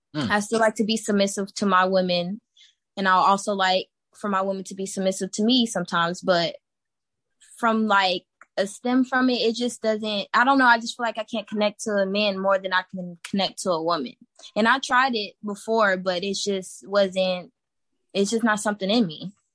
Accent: Texas, United States; I'm from Texas, born and raised. Been here my whole life

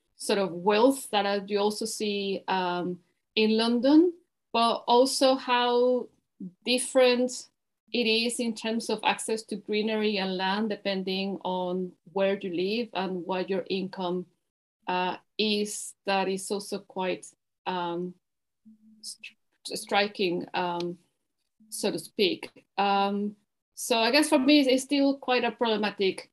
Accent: Caracas, Capital District, Venezuela; moved away as an adult; now in England; I'm originally from Venezuela and I'm Caracas, and I'm now living in uh, in England

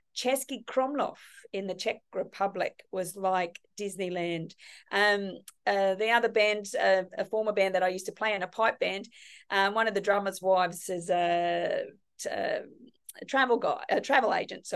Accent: Cairns, Queensland, Australia; also born or lived in Gold Coast / Kirra; I'm actually from Cairns. Born and bred in Cairns. Yeah. I went to school here

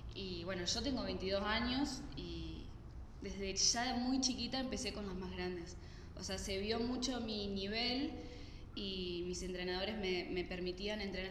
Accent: Santa Fe, Argentina; moved away as an adult; also born or lived in Sardinia, Italy; now in Bolivia; yo soy de Santa Fe, Argentina

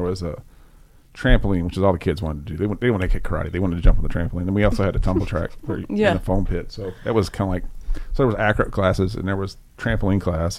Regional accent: Mayfield, Kentucky, United States; I grew up in Mayfield, so that's Western Kentucky. Went to high school in Central Kentucky, and I went to college in Eastern Kentucky. And I spent 13 years of my life in Eastern Kentucky

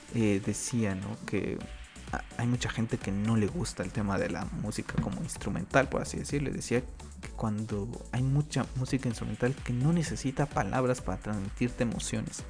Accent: Mexico; aquí en mi país, en México

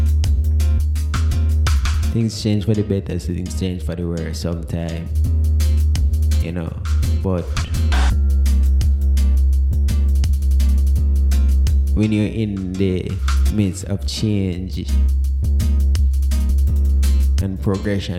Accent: Jamaica; as Jamaican

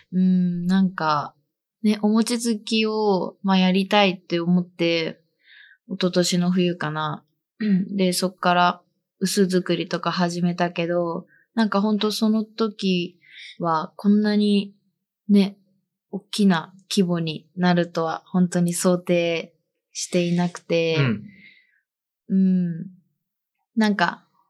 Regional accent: Toyama, Japan; moved away as an adult; now in Nagano, Japan; 自分は、富山県出身

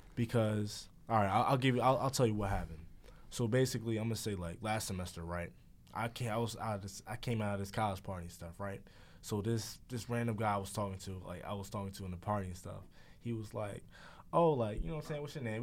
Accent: United States; I was born and raised in the United States of America

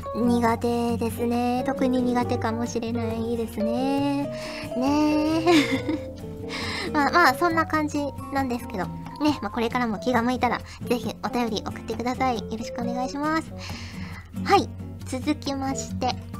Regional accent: Fukuoka, Japan; moved away; 私はもうあれですよ福岡出身

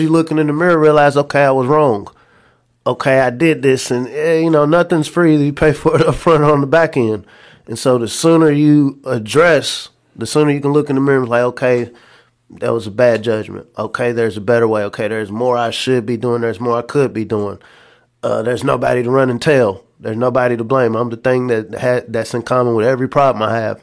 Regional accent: Lexington, Kentucky, United States; also born or lived in McComb, Mississippi; So I'm originally from Macomb, Mississippi, but I, uh, grew up in Lexington

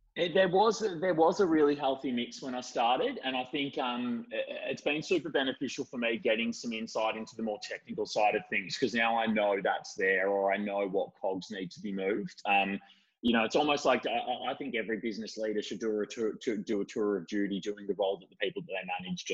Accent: Bendigo, Victoria, Australia; I, I grew up in Bendigo and dropped out of school in year ten.

